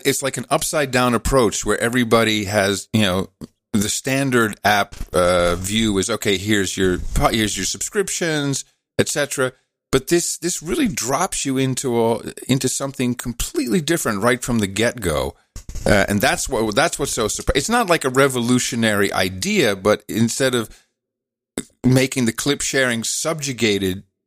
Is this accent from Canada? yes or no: no; Netherlands; moved away; ik ben opgegroeid in Nederland, dus ik spreek Nederlands